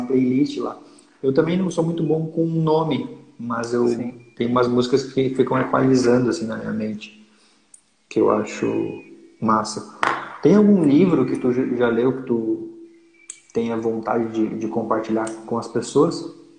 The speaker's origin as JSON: {"language": "Portuguese", "town": "Lages", "region": "Santa Catarina", "country": "Brazil", "tie": "born or raised there", "said": "Lages, que é a minha cidade natal"}